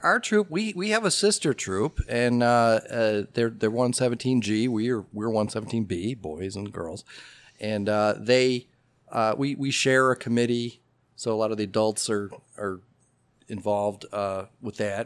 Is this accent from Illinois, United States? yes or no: yes; Oak Park, Illinois, United States; also born or lived in Carbondale, Illinois; now in Elmhurst, United States; I have a lot of Elmhurst roots, uh, but I grew up in Oak Park. So just a little east of here.